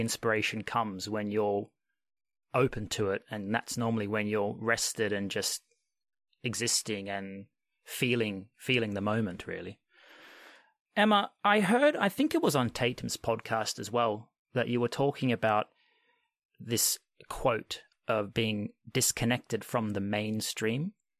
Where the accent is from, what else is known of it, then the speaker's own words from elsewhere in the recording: Australia; unlike what I was raised in Australia.